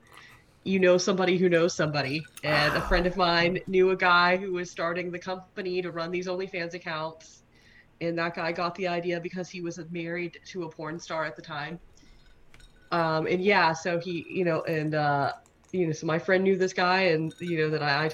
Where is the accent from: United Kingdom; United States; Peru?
United States; Pensacola, Florida; moved away as an adult; now in Mobile, United States; I'm from Pensacola, Florida